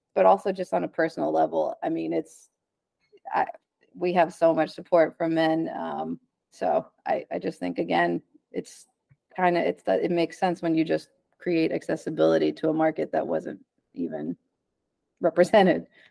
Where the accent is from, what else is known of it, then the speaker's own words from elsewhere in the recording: Dallas, Texas, United States; I'm from Dallas